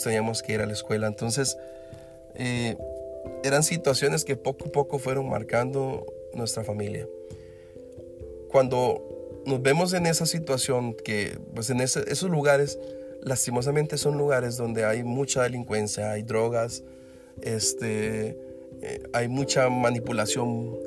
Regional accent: Costa Rica; no soy un limpiazo como decimos en Costa Rica

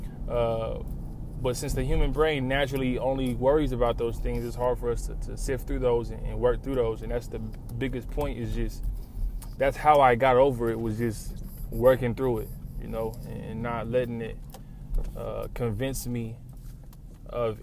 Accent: Lawton, Oklahoma, United States; now in Oklahoma City, United States; I come from Lawton, you know. And when I came to Oklahoma City

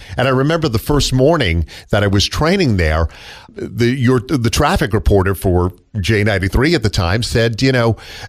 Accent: Long Island, New York, United States; moved away as an adult; also born or lived in Queens, New York; now in Georgia, United States; I was born in Queens, born in Astoria, and then my parents and I moved out to Long Island in 68. Yeah, so I was 2 at the time.

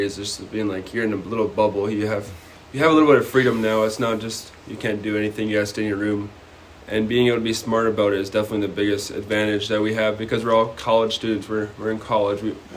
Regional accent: North Dakota, United States; I'm from North Dakota too, so I get the feel of North Dakota boy

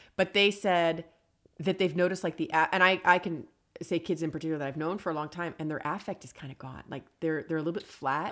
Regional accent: East Coast, United States; now in Los Angeles, United States; I grew up on the East Coast.

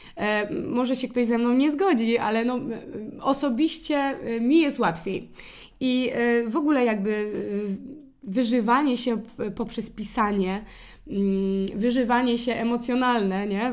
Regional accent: Poland; accent: Polish; nasz akcent jest tak fajny

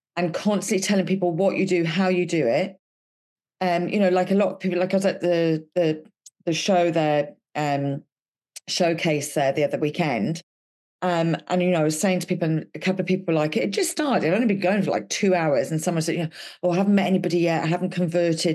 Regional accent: Wales, United Kingdom; I'm Welsh

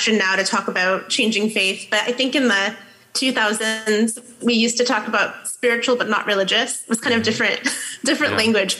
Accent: Fort Wayne, Indiana, United States; moved away as an adult; now in Seattle, United States; I have lived in Seattle for 17 years this summer, but grew up in Indiana. So from the Midwest, Fort Wayne, Indiana

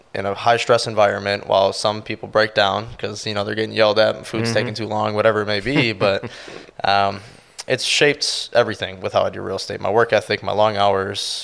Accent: Milwaukee, Wisconsin, United States; moved away as an adult; now in Sarasota, United States; I was born and raised in Milwaukee, around the Milwaukee, Wisconsin area

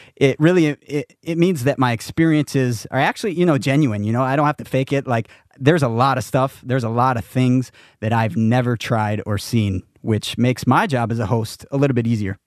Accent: Black River Falls, Wisconsin, United States; also born or lived in Iowa; I grew up as a small town Wisconsin boy in Black River Falls, which is, you know, right between Eau Claire and La Crosse, West Central Wisconsin

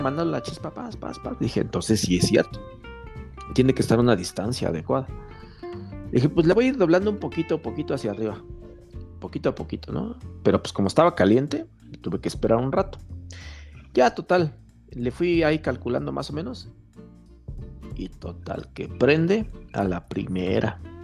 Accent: Mexico; como buen mexicano

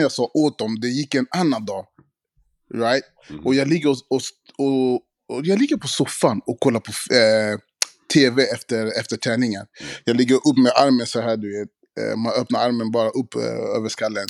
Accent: Sweden; vi svenskar

